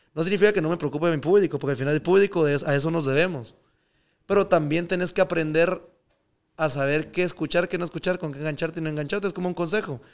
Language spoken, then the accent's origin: Spanish; Guatemala; moved away; also born or lived in Miami; yo, aunque viva afuera y lo que sea, yo soy de Guate.